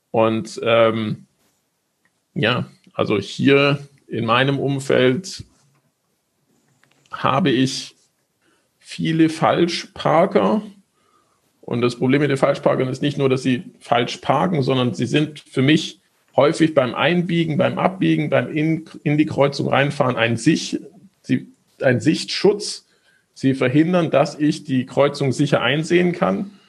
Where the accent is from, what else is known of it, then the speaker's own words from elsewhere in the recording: Stuttgart, Baden-Württemberg, Germany; genauso wie in meiner Heimatstadt, dem VfB Stuttgart